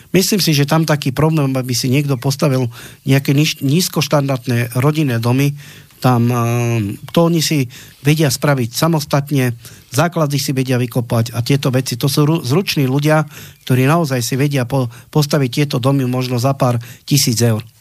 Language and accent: Slovak; Slovakia; sme Slováci